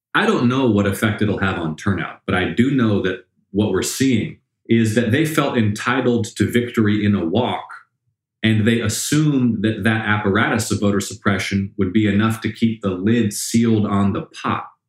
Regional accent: Atlanta, Georgia, United States; growing up in Atlanta

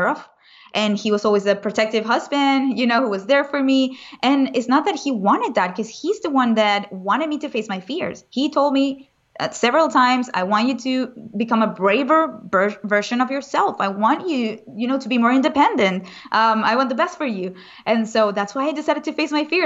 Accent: Venezuela; moved away; I was raised in Venezuela, which is also a very dangerous country. So I grew up with a lot of protection around me in a bubble

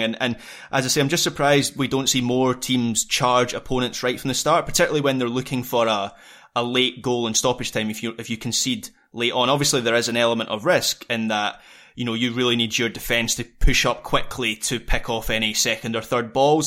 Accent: Scotland, United Kingdom; as a Scot

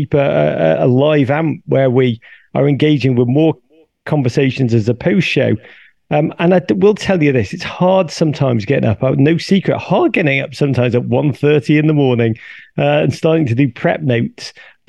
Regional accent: England, United Kingdom; when I grew up in England, to go and watch the football, you'd go every week to your team, season ticket, same seats, same people surrounding you

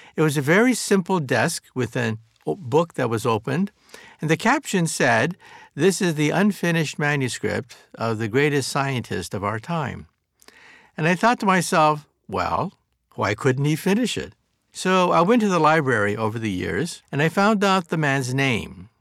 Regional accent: San Jose, California, United States; also born or lived in Palo Alto, California; was born in San Jose before it became the, the, the heartland of Silicon Valley.

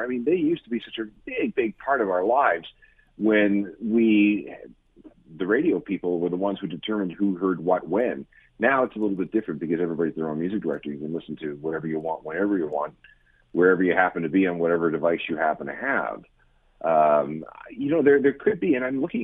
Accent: Winnipeg, Manitoba, Canada; I grew up in the Winnipeg area.

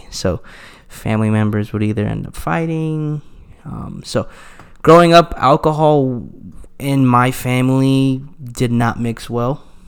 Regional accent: Mesa, Arizona, United States; also born or lived in Tempe, Arizona; I grew up in Mesa, Arizona. So I'm an Arizona native

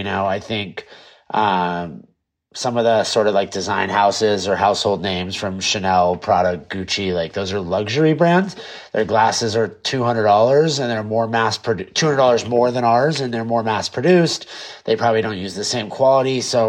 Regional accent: California, United States; I'm such a Californian and I grew up here and I love it here.

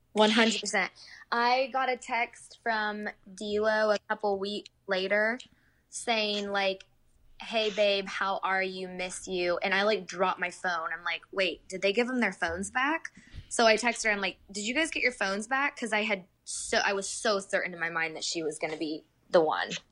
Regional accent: Indiana, United States; moved away as an adult; also born or lived in Oklahoma; at the time, I was living in Oklahoma, but I was from Indiana, so I was planning a trip home anyway

